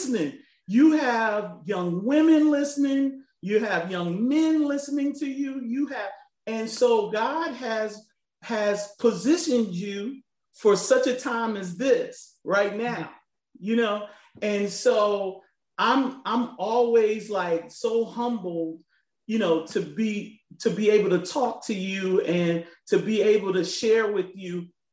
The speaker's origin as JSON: {"language": "English", "town": "Chicago", "region": "Illinois", "country": "United States", "tie": "born or raised there", "said": "I was raised there in Chicago"}